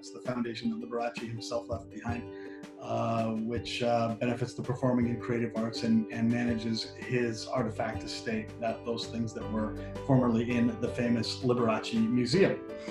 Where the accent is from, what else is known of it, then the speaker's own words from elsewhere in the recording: Las Vegas, Nevada, United States; And I grew up in Las Vegas.